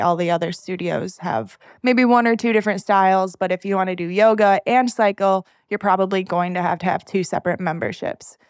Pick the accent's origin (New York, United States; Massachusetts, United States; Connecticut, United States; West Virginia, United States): New York, United States; Salamanca; moved away as an adult; also born or lived in Buffalo, New York; now in Raleigh, United States; this small Native American reservation called Salamanca